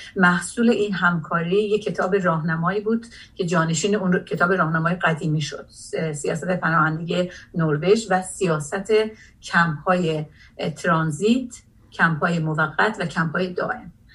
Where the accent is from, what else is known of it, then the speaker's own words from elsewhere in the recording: Jolfa, East Azerbaijan, Iran; moved away as an adult; also born or lived in Tabriz / Hadishahr (Alamdar-Gargar) / Soviet Union; now in Norway; من در تبریز متولد شدم ولی سه سال داشتم که به خاطر شغل پدرم که ایجاب میکرد منتقل شدیم چند بار منتقل شدیم به من در جلفای عرس بزرگ شدم